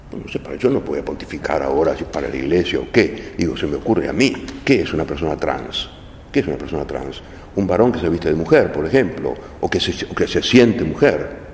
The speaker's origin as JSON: {"language": "Spanish", "country": "Argentina", "said": "los argentinos somos argentinos"}